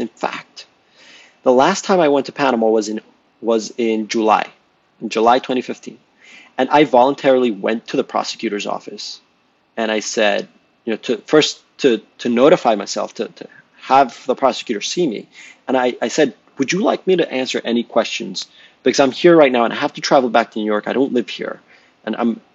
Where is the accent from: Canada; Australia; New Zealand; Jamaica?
Jamaica; moved away; I'm Jamaican